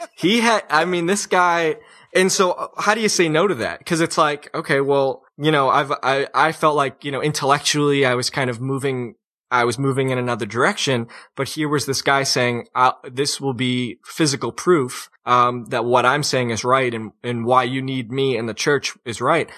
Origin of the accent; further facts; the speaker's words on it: New England, United States; moved away as an adult; the sense of affliction that we have in New England